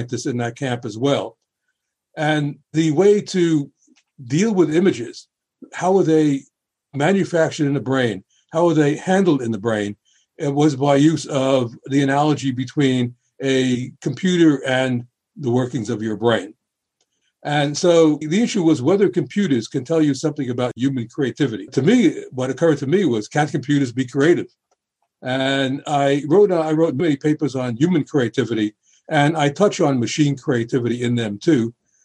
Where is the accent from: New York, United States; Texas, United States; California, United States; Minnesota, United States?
New York, United States; New York City; when I was a boy growing up in the Bronx